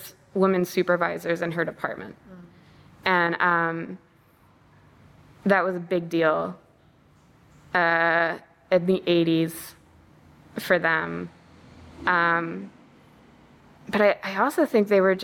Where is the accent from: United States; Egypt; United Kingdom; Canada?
United States; I was raised to believe are true as an American